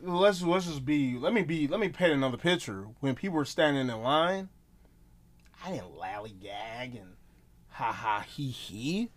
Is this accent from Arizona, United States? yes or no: no; Milwaukee, Wisconsin, United States; I'm from Milwaukee, Wisconsin